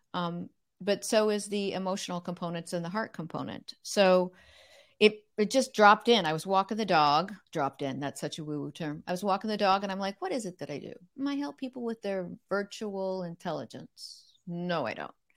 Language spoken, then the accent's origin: English; Corvallis, Oregon, United States; also born or lived in Eugene, Oregon; we moved from Eugene, Oregon to Corvallis, Oregon